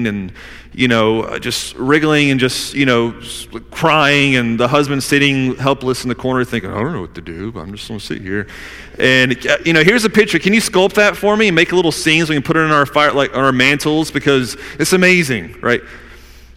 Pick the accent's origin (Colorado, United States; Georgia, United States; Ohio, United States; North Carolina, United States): Georgia, United States; Newnan; I was born in Noonan, Georgia